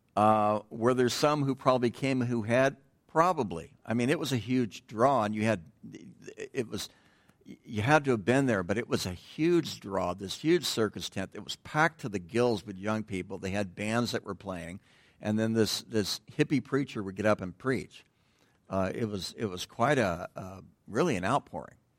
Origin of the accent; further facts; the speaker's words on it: Southern California, United States; growing up in Southern California